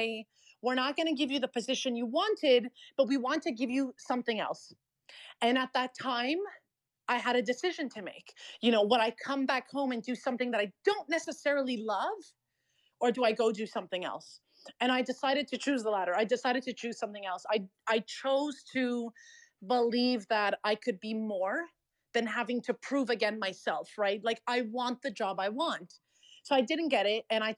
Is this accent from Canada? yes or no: yes; Canada